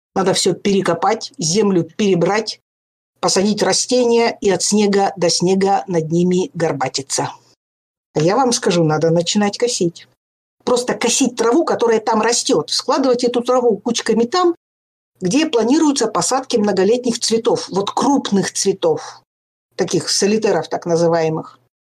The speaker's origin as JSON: {"language": "Russian", "town": "Pechora", "region": "Komi Republic", "country": "Russia", "tie": "born or raised there", "said": "Я же выросла в Печоре"}